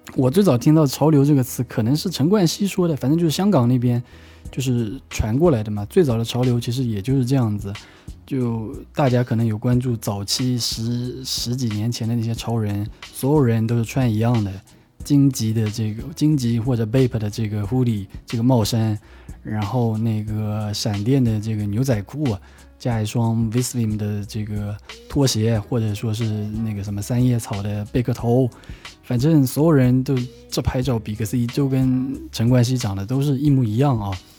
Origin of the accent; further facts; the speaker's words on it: Wenzhou, Zhejiang, China; 我是出生在温州的一个小岛上面的，我对岛是非常非常有情怀的